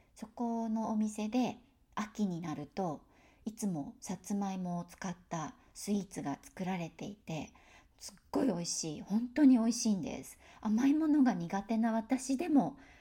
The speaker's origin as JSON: {"language": "Japanese", "region": "Tokyo", "country": "Japan", "tie": "born or raised there", "accent": "Tokyo pitch accent", "moved": "yes"}